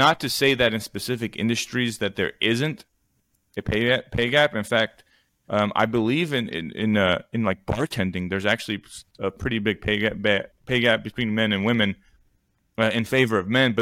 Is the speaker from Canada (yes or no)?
no; Armenia; moved away; my home country of Armenia